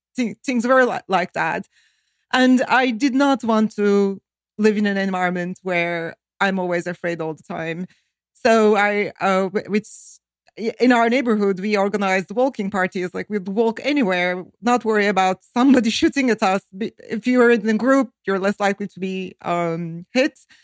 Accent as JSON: {"language": "English", "country": "Turkey", "tie": "born or raised there", "moved": "as an adult", "lives_now": "Northern Virginia, United States", "said": "I grew up in Turkey during a very hard time"}